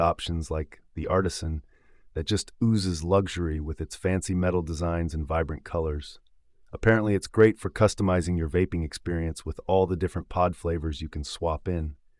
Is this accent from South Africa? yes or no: no; England, United Kingdom; now in United States; As an Englishman living here in the States